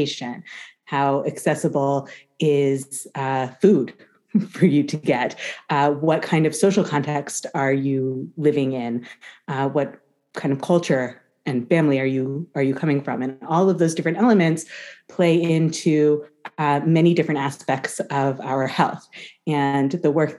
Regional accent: United States; accent: American English; We both speak with American English accents because we're from America

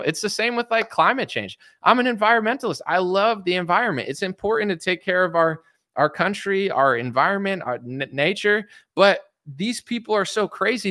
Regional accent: United States; I was born in America

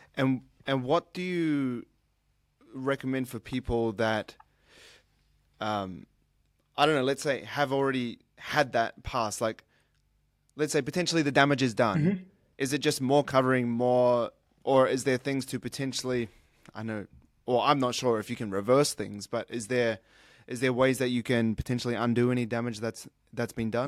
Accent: New Zealand; now in Sydney, Australia; I was born in New Zealand, but I moved to Australia because it's warmer

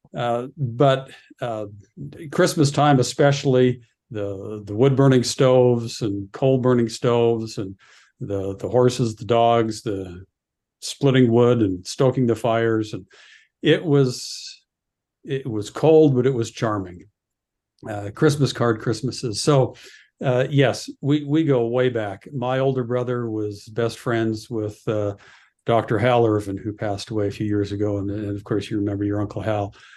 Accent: Red Deer, Alberta, Canada; moved away as an adult; also born or lived in Utah; growing up in Canada, I, I found that I had a wonderful, um, education at, uh, Lindsay Thurber Comprehensive High School in Red Deer

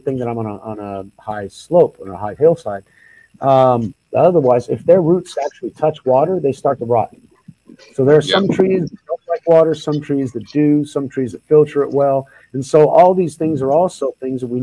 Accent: Oklahoma, United States; I grew up in Oklahoma, and so that was the land of the 13 tribes

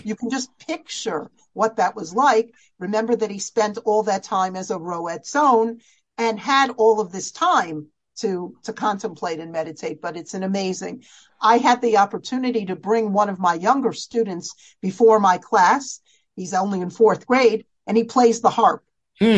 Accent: United States; as American girls

